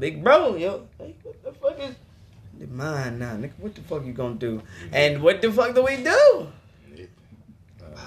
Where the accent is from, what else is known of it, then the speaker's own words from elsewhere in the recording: Mississippi, United States; we are from Mississippi